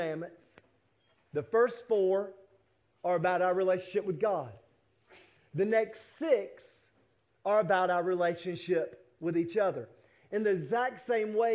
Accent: United States; as American Christians

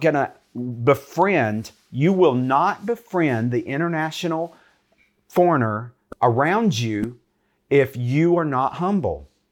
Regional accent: United States; I'm from America.

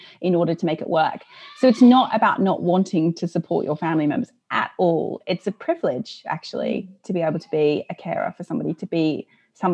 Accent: Australia; moved away as an adult; now in United Kingdom; I'm originally, you can probably hear from my accent, not from here. I'm Australian, although I've lived here for a very long time.

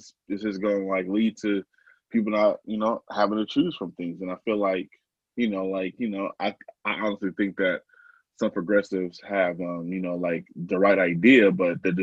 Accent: Portland, Oregon, United States; I don't live in Portland, but I live in the Portland area. I'm from Portland though.

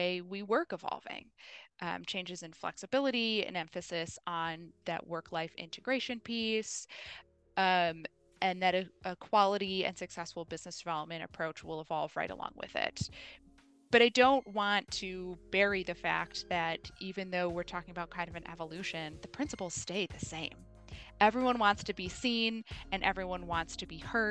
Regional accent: Milwaukee, Wisconsin, United States; my hometown. One of my favorite places to visit is Milwaukee's Third Ward

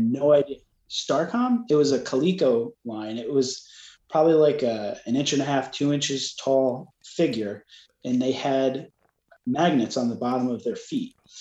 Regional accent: New York, United States; growing up in New York

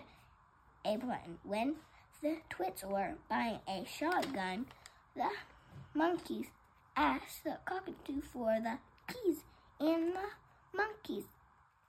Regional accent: North Pole, Alaska, United States; I'm from North Pole, Alaska

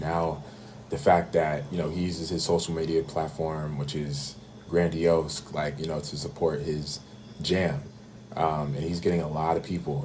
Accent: Bay Area, California, United States; moved away as an adult; now in Atlanta, United States; growing up in the Bay Area

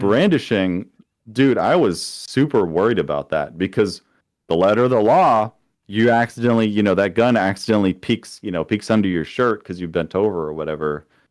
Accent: Florida, United States; moved away as an adult; also born or lived in Kansas City; now in Missouri, United States; coming from Florida, my hometown had, the poverty rate was twice the national average

